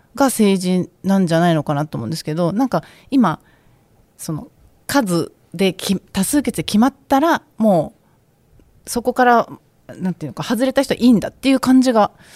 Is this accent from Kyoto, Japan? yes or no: no; Okinawa, Japan; 出身が沖縄なんでいつも自分の地元の沖縄